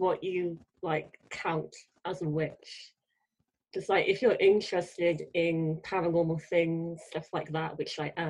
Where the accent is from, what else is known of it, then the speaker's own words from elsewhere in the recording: South Wales, United Kingdom; Yeah, because I think I'm from South Wales, but technically we are South Wales, so, you know, be specific.